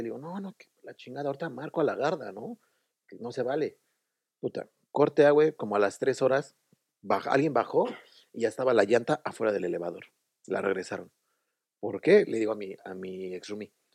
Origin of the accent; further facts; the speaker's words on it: Mexico City, Mexico; moved away as an adult; now in Dublin, Ireland; De México. De México, sí, de la Ciudad de México.